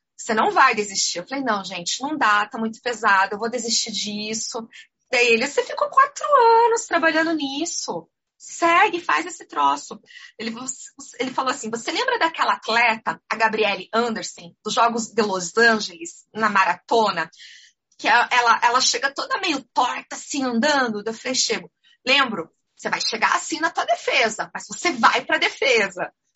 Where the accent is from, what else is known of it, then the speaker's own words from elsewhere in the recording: Curitiba, Paraná, Brazil; also born or lived in Florianópolis; eu sou aqui de Curitiba